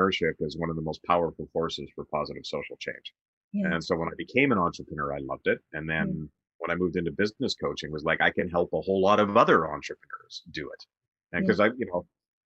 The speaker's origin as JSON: {"language": "English", "region": "Western Canada", "country": "Canada", "tie": "born or raised there", "moved": "yes", "lives_now": "Toronto, Canada", "said": "I grew up in Western Canada, and now I live in Toronto."}